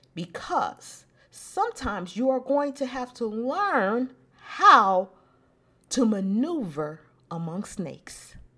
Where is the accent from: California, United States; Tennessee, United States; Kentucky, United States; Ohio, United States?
California, United States; Los Angeles; Growing up in South Central